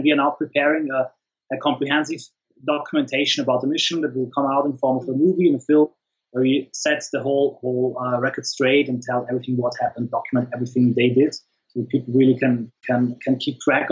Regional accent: the Alps, Austria; I come from the Alps in Austria. We don't have access to the sea

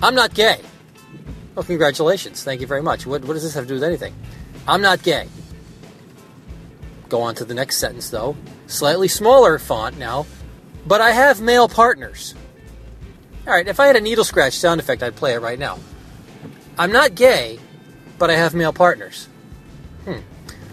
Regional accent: United States; I'm an American. That's what I am. I was born here.

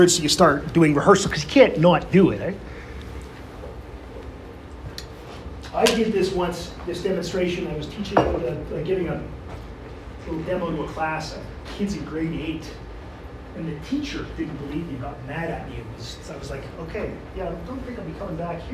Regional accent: Sudbury, Ontario, Canada; also born or lived in Toronto / London, Ontario; we moved from Toronto to Sudbury in 1974

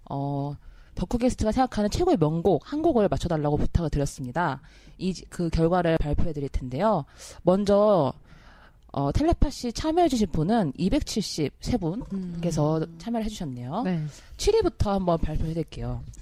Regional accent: Taebaek, Gangwon, South Korea; 저는 강원도 태백이거든요.

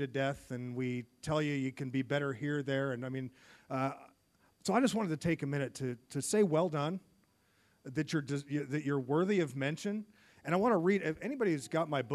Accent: United States; I'm from the United States

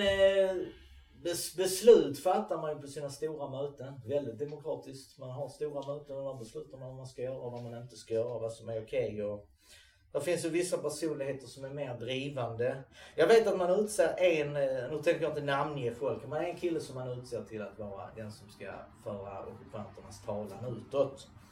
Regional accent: Sweden; vi som är svenskar

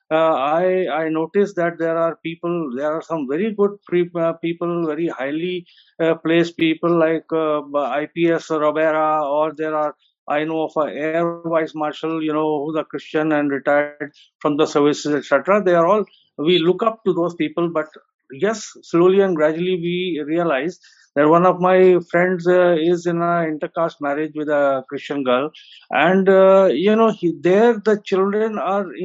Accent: Lucknow, Uttar Pradesh, India; moved away as an adult; now in Delhi, India; I'm a professor based in Delhi for last 35 years, but I have I was born and brought up in Lucknow, and having gone to all the Roman Catholic schools

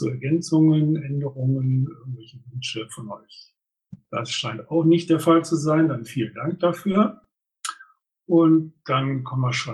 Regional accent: Ratingen, North Rhine-Westphalia, Germany; sondern das ist ein traditioneller ähm, Event in Ratingen, meiner Heimatstadt.

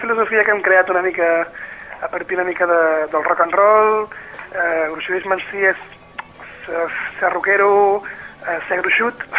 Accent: Empordà, Catalonia, Spain; nosaltres venim de l'Empordà, hem nascut aquí i hem fet vida aquí durant molts i molts anys

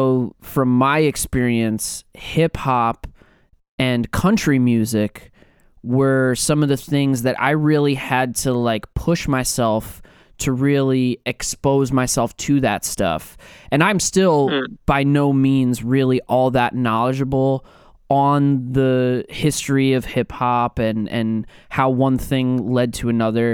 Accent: New York, United States; growing up in New York

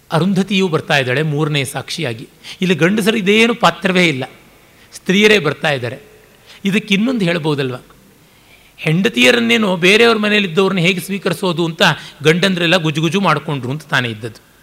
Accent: Kolar, Karnataka, India; ನಾನು ಕೋಲಾರದ ಕಡೆಯವನು ಪಕ್ಕ ಒಣ ಒಣ ಸೀಮೆಯವನು

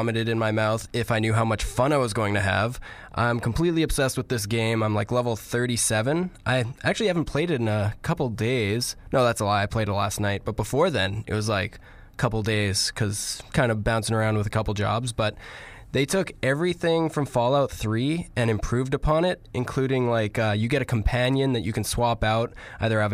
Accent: Canada; we're Canadian

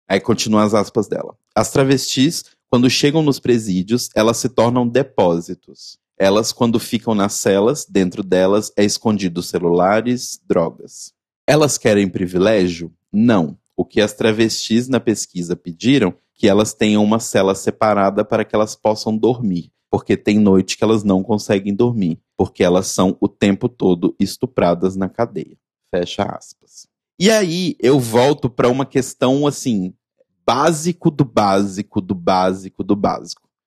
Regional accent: Belo Horizonte, Minas Gerais, Brazil; moved away; lá da minha terra natal

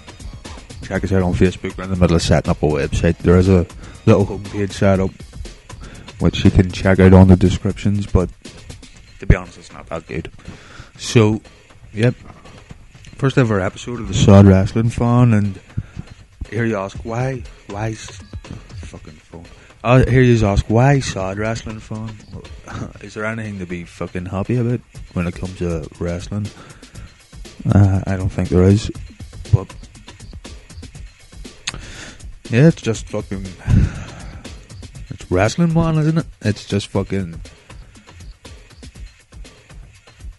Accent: Northern Ireland, United Kingdom; I'm from Northern Ireland

